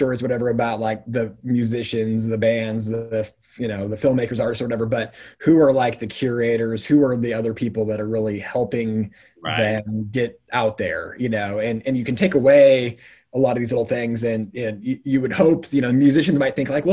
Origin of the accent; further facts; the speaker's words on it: Eastern Washington, United States; growing up in Eastern Washington